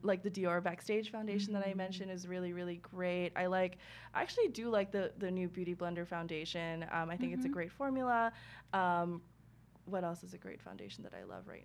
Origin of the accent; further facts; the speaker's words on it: New York, United States; as like a New Yorker